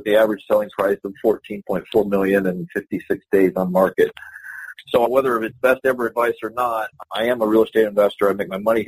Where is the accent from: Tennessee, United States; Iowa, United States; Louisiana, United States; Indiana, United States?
Indiana, United States; Carmel; now in Delray Beach, Florida, United States; I'm a Midwesterner at heart. I'm from a little town in Indiana called Carmel, Indiana